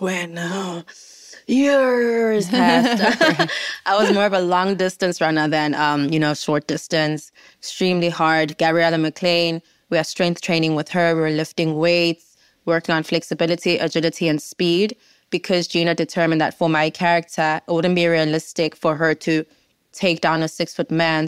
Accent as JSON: {"language": "English", "country": "South Africa", "said": "as a South African"}